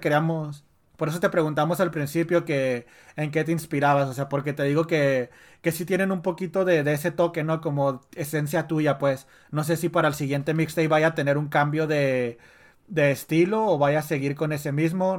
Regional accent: Ciudad Juárez, Chihuahua, Mexico; soy de Juárez

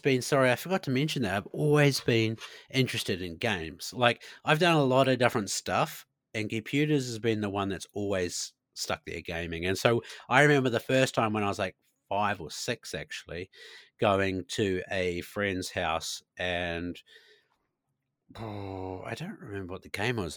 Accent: New Zealand; moved away as an adult; also born or lived in Christchurch, New Zealand; now in Sweden; a Kiwi being Kiwi

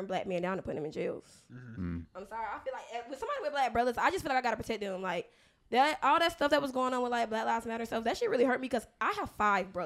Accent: the South, United States; growing up in the South

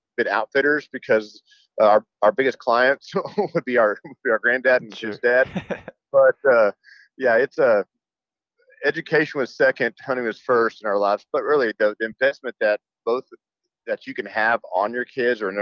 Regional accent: Amarillo, Texas, United States; I'm from Amarillo, Texas, and growing up in the Panhandle

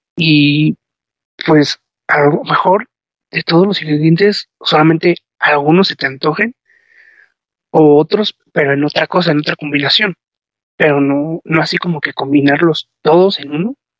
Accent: León, Guanajuato, Mexico; Yo soy del estado de Guanajuato, este, vivo en León, Guanajuato

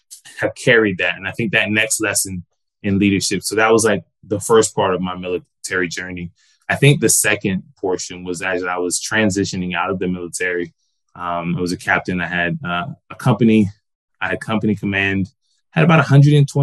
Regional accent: Georgia, United States; moved away as an adult; also born or lived in Des Moines, Iowa / Tampa; I'm originally from Georgia

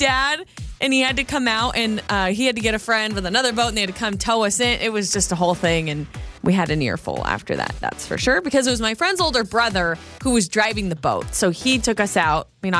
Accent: North Idaho, United States; But I grew up in North Idaho where there's a lot of lakes, a lot of lakes.

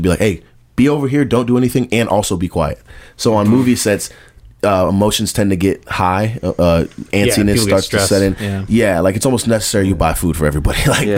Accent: the South, United States; I like that he's from the South, and he stays true to that, because I'm from the South.

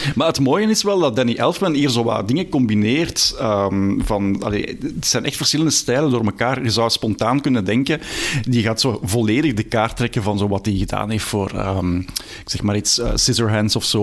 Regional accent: Belgium; ik ben ik ook een Belg

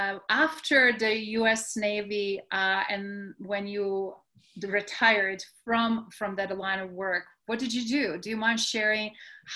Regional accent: Adriatic coast, Croatia; growing up in Croatia on Adriatic coast

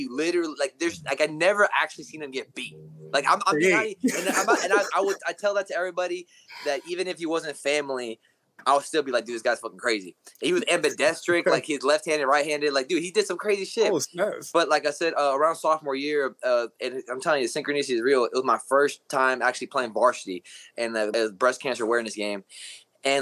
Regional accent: Kansas City, Missouri, United States; also born or lived in Ciudad Juárez, Mexico; I was born in Juarez, Mexico. And I moved up here when I was 4 in Kansas City area

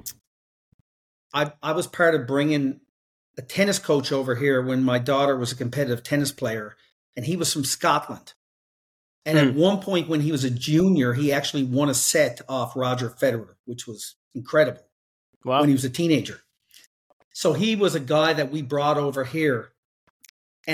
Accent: Newfoundland and Labrador, Canada; I'm on the east coast of Canada, the very opposite side, and it's a province called Newfoundland and Labrador.

